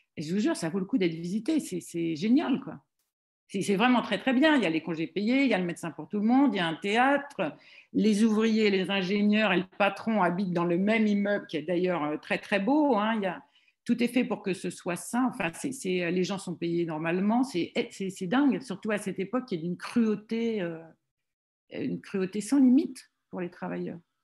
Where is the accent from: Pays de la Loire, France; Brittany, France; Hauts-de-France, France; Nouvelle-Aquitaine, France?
Hauts-de-France, France; Roubaix; moved away as an adult; now in Paris, France; quand je suis arrivée à Paris du nord de la France